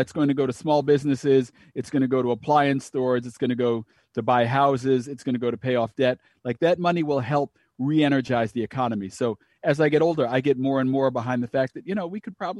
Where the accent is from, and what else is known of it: Long Island, New York, United States; born or raised there; also born or lived in Miami